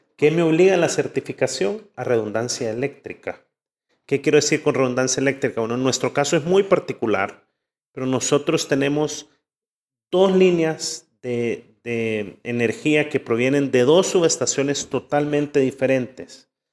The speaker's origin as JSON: {"language": "Spanish", "country": "El Salvador", "said": "de aquí somos"}